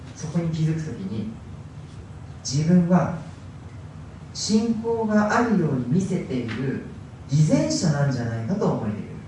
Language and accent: Japanese; Hokkaido, Japan; moved away; ずっと北海道で生まれ育ちました